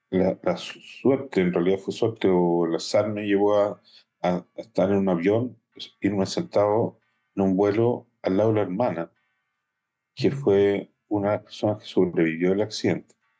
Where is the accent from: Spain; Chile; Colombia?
Chile; now in Israel; como comunidad chilena de Israel, de la cual los dos somos directivos